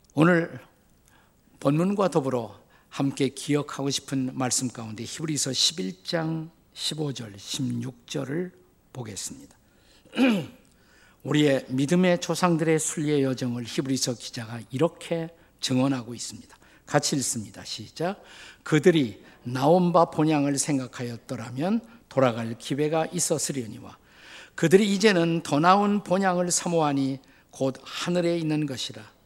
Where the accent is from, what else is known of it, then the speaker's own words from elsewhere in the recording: Suwon, Gyeonggi Province, South Korea; moved away as an adult; also born or lived in Seoul / Washington, D.C. area, United States / Bundang/Suji; 저의 고향은 수원입니다.